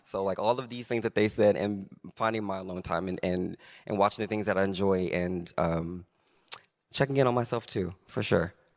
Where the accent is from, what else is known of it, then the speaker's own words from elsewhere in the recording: Arkansas, United States; moved away; growing up in Arkansas